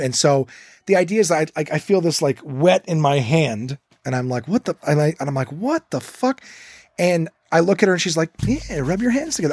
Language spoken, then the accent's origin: English; Ontario, Canada; we're English and Ontario predominantly